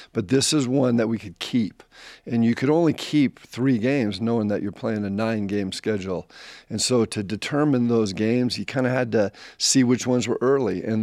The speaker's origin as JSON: {"language": "English", "town": "La Crescenta", "region": "California", "country": "United States", "tie": "born or raised there", "also_born_or_lived": "Utah", "moved": "as an adult", "said": "I grew up in La Crescenta, California. It's about 20 minutes from the Rose Bowl."}